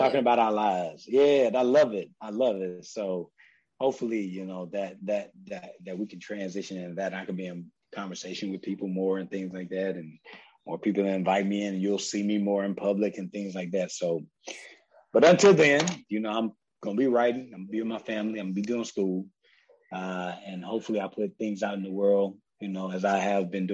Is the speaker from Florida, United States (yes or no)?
no; South Carolina, United States; I'm from South Carolina